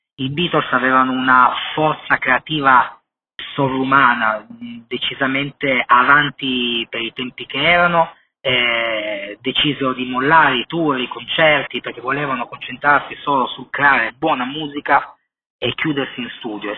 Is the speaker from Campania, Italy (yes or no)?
no; Turin, Piedmont, Italy; io sono di Torino, sono legato profondamente a tutto quello che è la cultura musicale creativa della mia città. Fortunatamente, appunto, sono cresciuto in questo ambiente